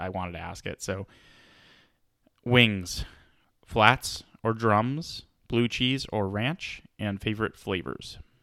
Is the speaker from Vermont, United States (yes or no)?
no; Atlanta, Georgia, United States; now in West Coast, United States; I'm from Atlanta